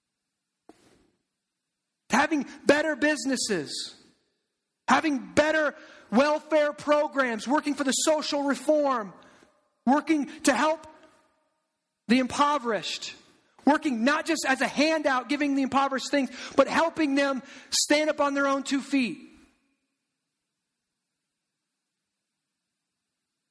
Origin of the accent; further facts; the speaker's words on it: Eldridge, Iowa, United States; I grew up in Eldridge. I grew up in the suburbs.